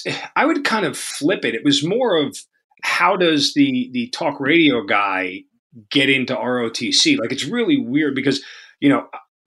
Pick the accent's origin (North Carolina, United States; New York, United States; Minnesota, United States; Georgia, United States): New York, United States; Long Island; accent: New York; moved away as an adult; born and bred in Long Island, lived there my entire life till I went away to college and then never went back.